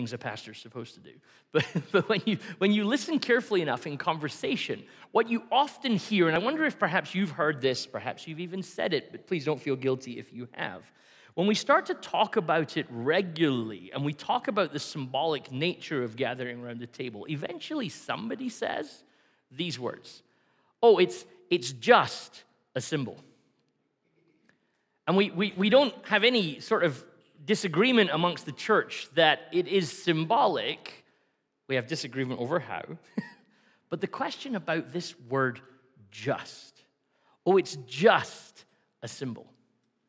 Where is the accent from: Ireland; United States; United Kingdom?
United Kingdom; Scotland; now in Canada; I'm Scottish